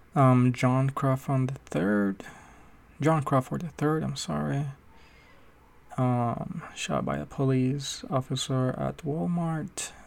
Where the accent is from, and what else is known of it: Puerto Rico; now in United States